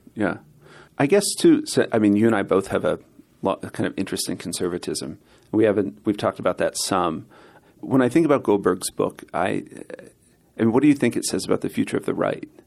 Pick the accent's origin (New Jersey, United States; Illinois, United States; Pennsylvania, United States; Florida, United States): Pennsylvania, United States; I was from Pennsylvania, so I'm from the north